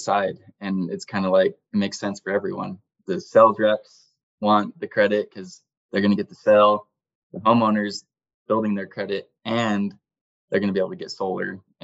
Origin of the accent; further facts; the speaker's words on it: Cedar City, Utah, United States; I grew up in Cedar City